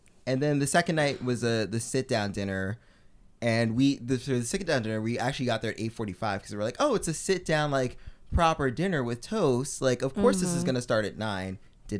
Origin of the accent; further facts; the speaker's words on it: New York City, New York, United States; I was born in East Flatbush.